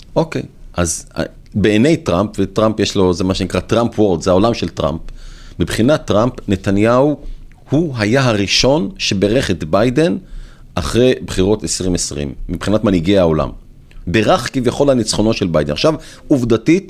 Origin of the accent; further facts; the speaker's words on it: Israel; לנו כישראלים